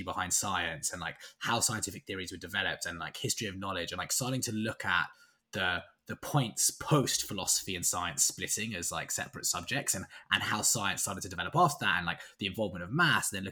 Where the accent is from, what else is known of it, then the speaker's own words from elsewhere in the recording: London, United Kingdom; I'm from London, born and bred. I've never left London for longer than 6 months.